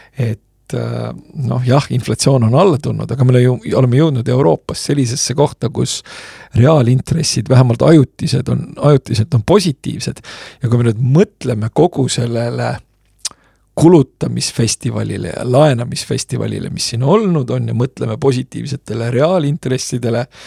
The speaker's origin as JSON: {"language": "Estonian", "country": "Estonia", "tie": "born or raised there", "said": "sündisin Nõukogude Eestis, kus äh, sellel ajal, kui ma hakkasin kooli minema"}